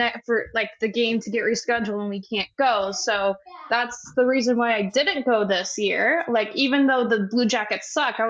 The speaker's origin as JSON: {"language": "English", "region": "Wisconsin", "country": "United States", "said": "Wisconsin. I'm actually from"}